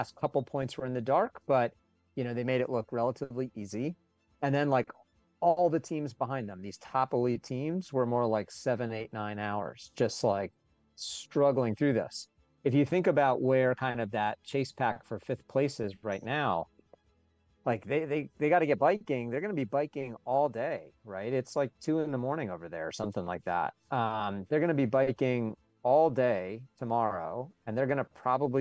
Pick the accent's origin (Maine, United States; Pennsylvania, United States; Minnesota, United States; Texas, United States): Pennsylvania, United States; Philadelphia; I'm from Philadelphia here in Pennsylvania in the States